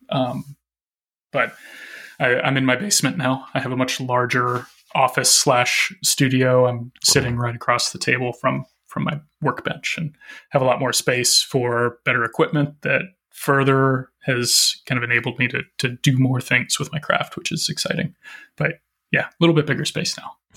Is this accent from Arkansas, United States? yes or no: yes; Arkansas, United States; moved away as an adult; now in Minneapolis, United States; I grew up in Arkansas